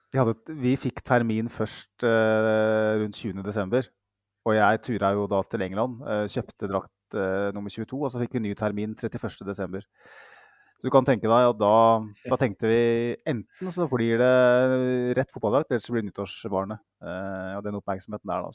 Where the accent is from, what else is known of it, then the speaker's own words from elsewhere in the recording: Mjøsa district, Innlandet, Norway; Jeg kommer fra Innlandet, tjukkeste Mjøsdistriktet